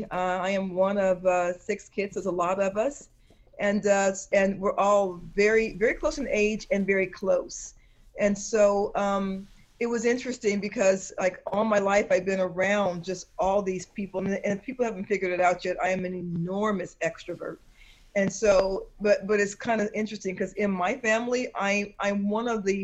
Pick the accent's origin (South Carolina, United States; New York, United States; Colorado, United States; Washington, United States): Colorado, United States; Denver; also born or lived in Stuttgart, Germany / Texas / Georgia; I was born in Stuttgart, Germany, and we lived in let's see, Texas and Georgia, and and a couple of places before we finally settled down. I was mostly raised in his last duty station was Fitzsimons Army Medical Center in De- Denver, Colorado.